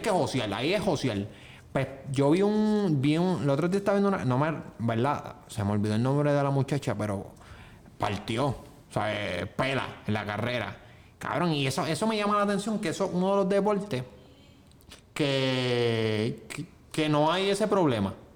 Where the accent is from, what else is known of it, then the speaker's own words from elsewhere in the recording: Juncos, Puerto Rico; yo soy de Junco.